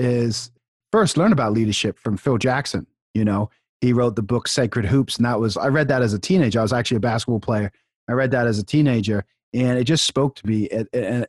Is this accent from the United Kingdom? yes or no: yes; England, United Kingdom; now in United States; I grew up in England